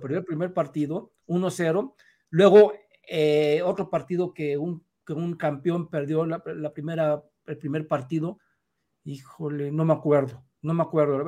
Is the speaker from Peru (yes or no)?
no; Mexico